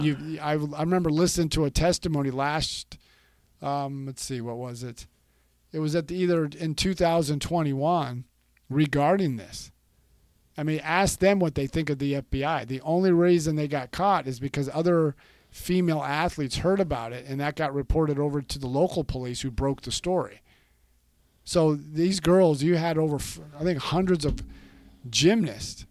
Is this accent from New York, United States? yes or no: no; California, United States; moved away; I was born and raised in California